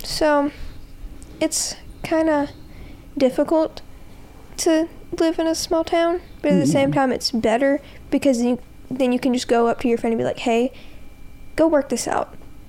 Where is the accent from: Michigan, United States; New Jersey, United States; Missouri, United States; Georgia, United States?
Georgia, United States; born or raised there